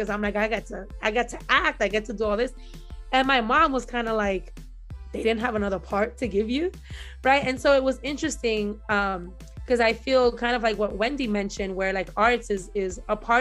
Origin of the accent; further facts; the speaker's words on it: New York City, New York, United States; I grew up in the Marcy Projects in Brooklyn